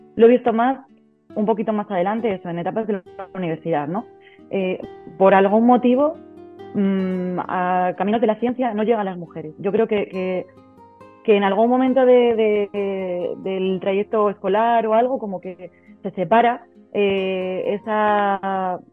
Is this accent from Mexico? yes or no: no; Ciudad Rodrigo, Castile and León, Spain; moved away as an adult; soy logopeda de Ciudad Rodrigo y mm, hace, va a ser ahora seis años, en julio va a ser seis años que después de, irme por ahí a recorrer el mundo, pues decidí volver y, emprender en, mi localidad.